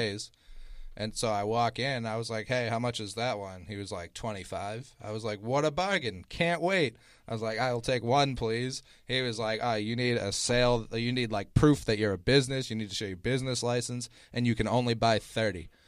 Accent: Boston, Massachusetts, United States; I'm from Boston

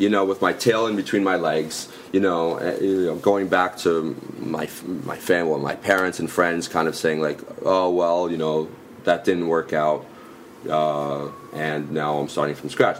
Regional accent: Westchester, New York, United States; moved away as an adult; also born or lived in Boston / Toulouse; now in Paris, France; I'm, from Westchester, which is the suburbs of the city

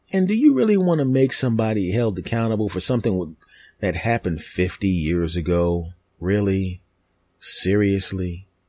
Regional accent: Philadelphia, Pennsylvania, United States; moved away; my hometown of Philadelphia

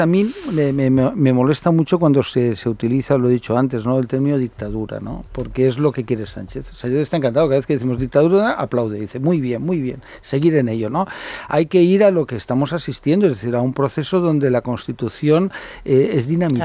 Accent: Catalonia, Spain; yo hablo catalán, he hablado, de mis padres hablan catalán y son españoles y ser catalán es mi forma de ser español

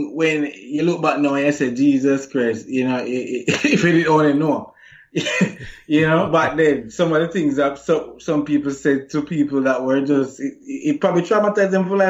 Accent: Jamaica; if you're growing up in Jamaica and whole, you know, how Jamaican culture is towards masculinity

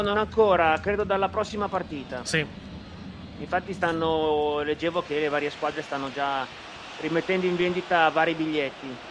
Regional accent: Milan, Lombardy, Italy; Da milanese

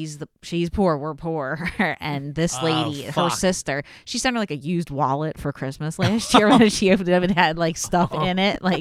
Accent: Bucks County, Pennsylvania, United States; moved away as an adult; now in Philadelphia, United States; no, I'm from Bucks County.

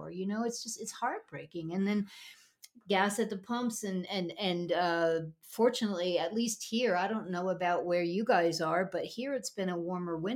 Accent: Midwest, United States; also born or lived in upstate New York, United States; But growing up in the Midwest and living on, in upstate New York, I know

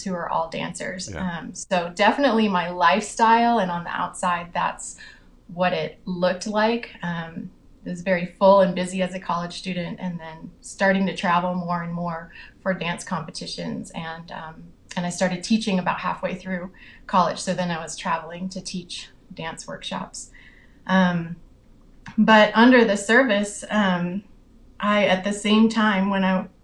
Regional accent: Ithaca, New York, United States; now in Aurora, United States; I was born and raised in Ithaca, New York. And, but now I live in Aurora, Colorado

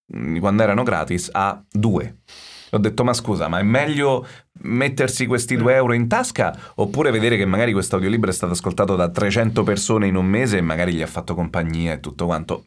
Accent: Rome, Lazio, Italy; sono romano

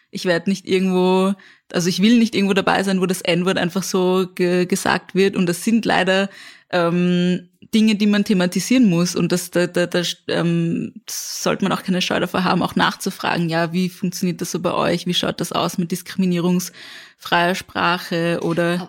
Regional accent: Vienna, Austria; ich komme aus dem 17. Bezirk

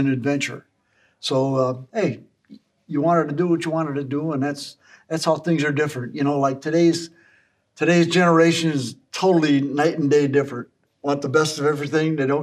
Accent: Chicago, Illinois, United States; Born and raised in Chicago.

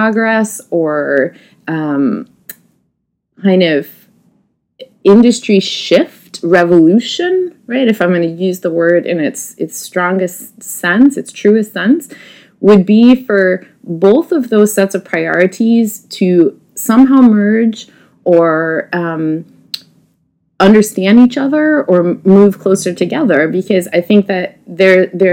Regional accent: United States; I am an American woman who has spent a lot of time in these regions

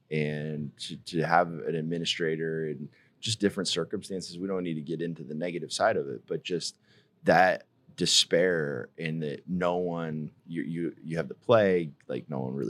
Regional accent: Aspen, Colorado, United States; we grew up in Aspen.

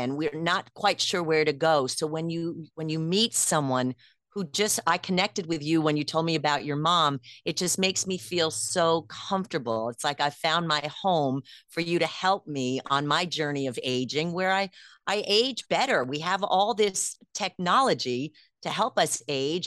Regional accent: New York, United States; I'm a New Yorker

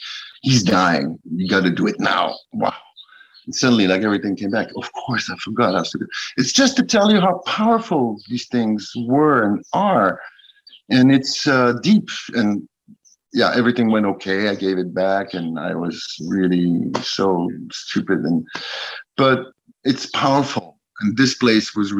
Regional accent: United States; now in Paris, France; Being American in France

